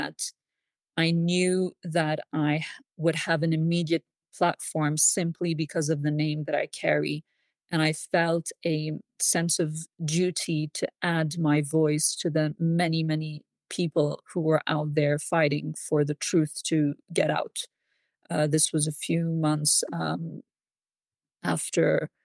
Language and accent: English; Switzerland; I was born and raised in Switzerland.